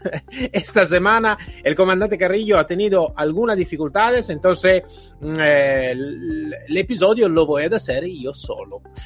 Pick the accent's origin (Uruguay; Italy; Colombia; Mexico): Italy; accent: Italian; Spanish is a second language; now in Spain; soy italiano, como claramente podéis escuchar en mi acento